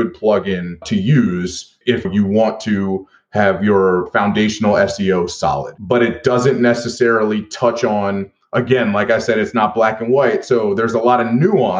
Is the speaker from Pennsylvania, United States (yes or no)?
yes; Philadelphia, Pennsylvania, United States; in my hometown of Philadelphia as teenagers